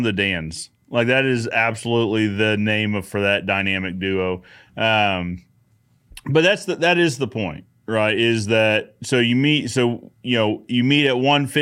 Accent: Missouri, United States; I'm from Missouri.

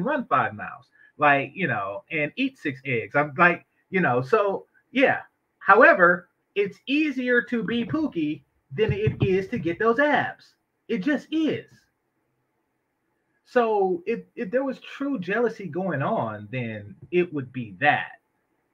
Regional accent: Oakland, California, United States; I grew up in Oakland, and we don't have things like Crips and Bloods and stuff like

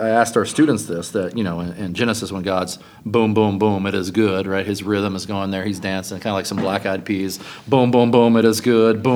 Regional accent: Louisville, Kentucky, United States; moved away; I grew up in Louisville, Kentucky, at Northeast Christian Church

